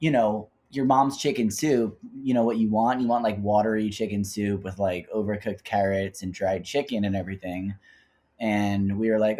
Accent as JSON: {"language": "English", "region": "New Jersey", "country": "United States", "said": "I'm just from Jersey with a crazy Jewish mom."}